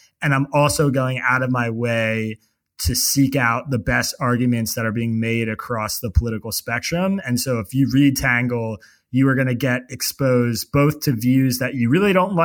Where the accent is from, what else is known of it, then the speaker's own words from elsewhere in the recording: Bucks County, Pennsylvania, United States; also born or lived in Pittsburgh, Pennsylvania; I grew up in Bucks County, Pennsylvania